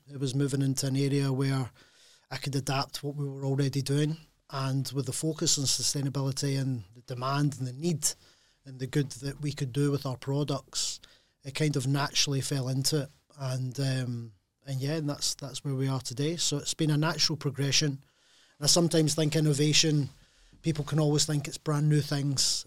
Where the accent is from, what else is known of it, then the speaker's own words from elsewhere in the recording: Glasgow, Scotland, United Kingdom; being Glaswegian